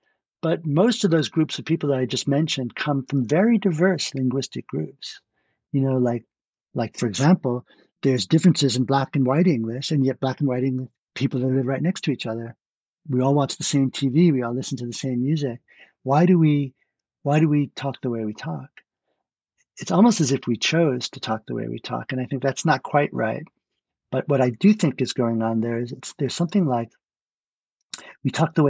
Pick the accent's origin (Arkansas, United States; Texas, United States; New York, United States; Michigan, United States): New York, United States; So I don't have a New York accent, even though I grew up in New York.